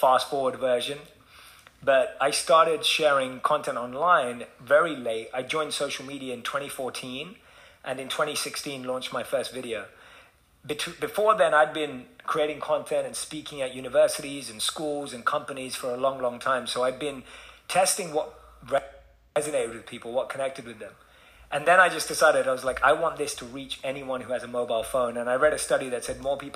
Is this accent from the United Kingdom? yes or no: yes; London, United Kingdom; moved away; Being born and raised in London, I was just like, how does this connect to that 18-year-old kid in London that I used to be?